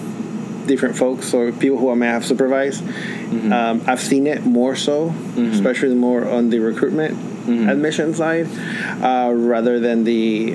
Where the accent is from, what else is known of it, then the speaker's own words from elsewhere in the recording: Atlanta, Georgia, United States; also born or lived in Acapulco, Mexico; So I was born in Acapulco, Mexico, and I immigrated here to the United States, to Atlanta metro area, and really I've lived here most of my life at that point. And yeah, identify as Latino and Mexican, really, Mexican American at this point